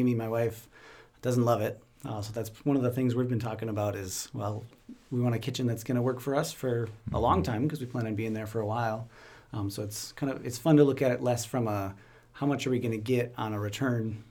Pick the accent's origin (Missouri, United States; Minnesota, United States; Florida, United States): Minnesota, United States; Fairmont; grew up in Fairmont, Minnesota